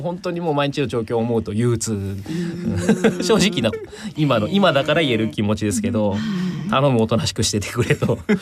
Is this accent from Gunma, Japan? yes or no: yes; Maebashi, Gunma, Japan; 地元群馬県であの前橋市なんですが